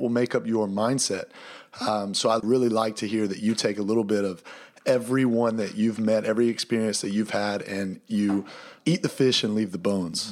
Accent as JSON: {"language": "English", "town": "Easley", "region": "South Carolina", "country": "United States", "also_born_or_lived": "Pelzer, South Carolina / Vancouver, Canada", "moved": "as an adult", "said": "we're from Easley"}